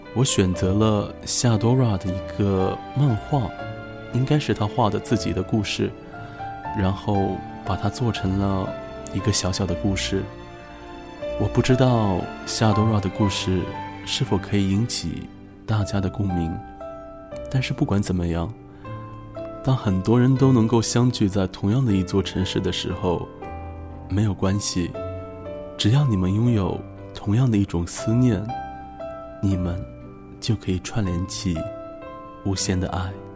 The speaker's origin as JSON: {"language": "Chinese", "country": "China", "said": "我们中国人"}